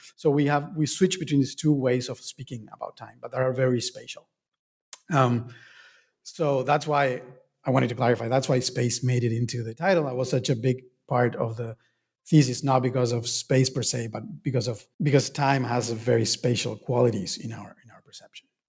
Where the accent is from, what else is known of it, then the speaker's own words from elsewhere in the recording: Argentina; moved away; I was born and raised in Argentina